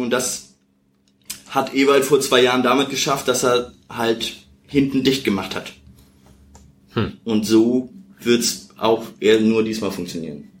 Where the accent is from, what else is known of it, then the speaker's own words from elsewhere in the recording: Hamburg, Germany; ich komme aus Bergedorf, hab da immer Fußball gespielt